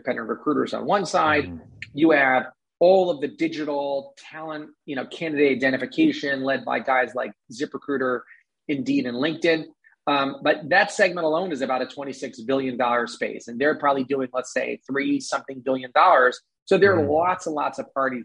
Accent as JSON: {"language": "English", "region": "New York", "country": "United States", "said": "I'm a New Yorker"}